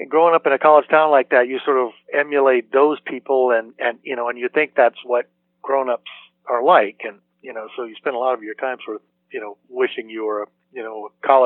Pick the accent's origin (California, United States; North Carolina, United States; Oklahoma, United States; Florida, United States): North Carolina, United States; Chapel Hill; also born or lived in Durham, North Carolina; now in Martha's Vineyard, United States; my family was in residence at Chapel Hill uh, in those days, and, and I consider myself a Chapel Hillian. So basically born and raised in Chapel Hill.